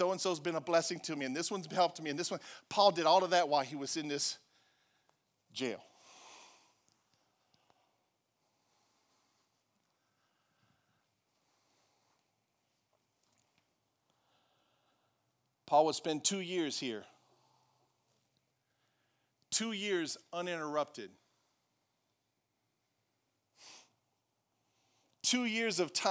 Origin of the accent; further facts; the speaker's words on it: Franklin, United States; I'm from Franklin